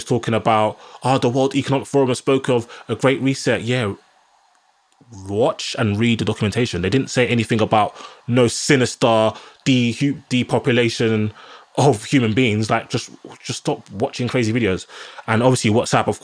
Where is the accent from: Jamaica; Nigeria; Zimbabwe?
Nigeria; now in United Kingdom; I'm a black man, I'm Nigerian